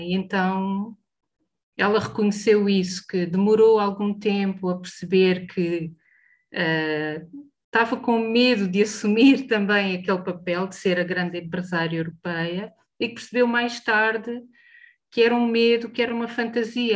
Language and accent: Portuguese; Portugal; Como portuguesas e como europeias